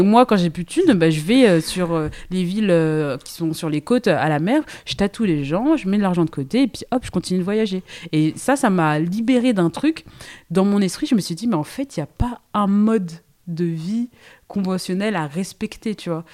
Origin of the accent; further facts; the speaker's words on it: Seine-et-Marne, Île-de-France, France; moved away as an adult; J'ai grandi en, en Ile-de-France, j'ai fait toute ma, ma, ma vie euh, en Seine-et-Marne, donc pur produit francilien